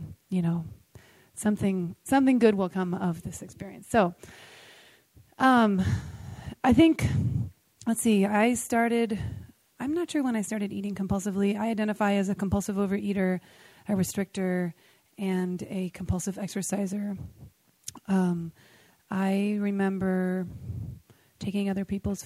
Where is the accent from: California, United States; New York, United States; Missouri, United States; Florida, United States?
California, United States; San Francisco; I'm from San Francisco